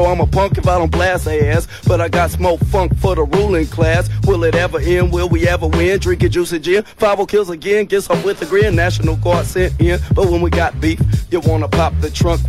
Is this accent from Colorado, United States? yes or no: no; Oakland, California, United States; I'm from Oakland, so since we got some Oakland groups in the house, I'm gonna give some shout outs for